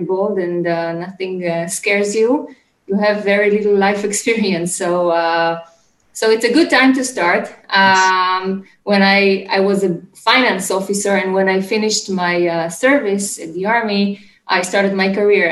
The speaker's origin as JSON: {"language": "English", "country": "Israel", "tie": "born or raised there", "said": "So I'm from Israel. I was born and raised in Israel. Currently, I live in Ramat HaSharon"}